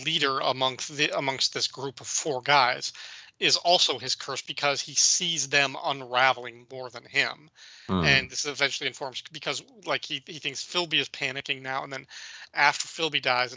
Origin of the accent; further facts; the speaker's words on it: Illinois, United States; I grew up in the Midwest in Illinois, in like a town that was surrounded by farms all around